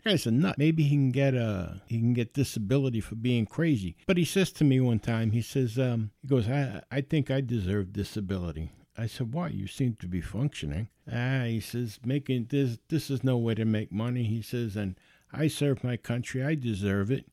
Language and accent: English; New York City, New York, United States; I grew up in the Bronx